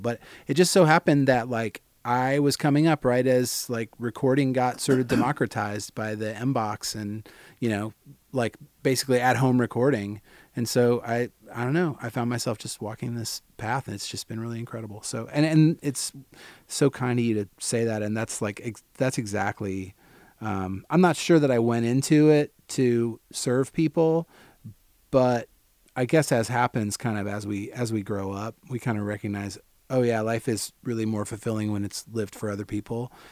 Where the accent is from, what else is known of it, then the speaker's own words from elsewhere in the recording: St. Peters, Missouri, United States; growing up in Saint Peter is like, you're forty-five minutes from downtown